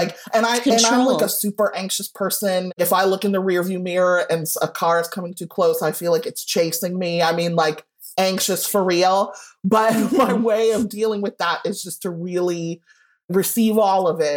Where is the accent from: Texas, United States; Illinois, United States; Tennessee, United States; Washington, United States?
Illinois, United States; Evanston; I grew up in Evanston, which is just north of Chicago